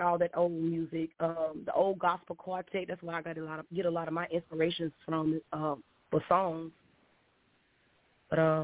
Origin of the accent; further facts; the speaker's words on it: Lumberton, Mississippi, United States; my hometown in Lumberton, Mississippi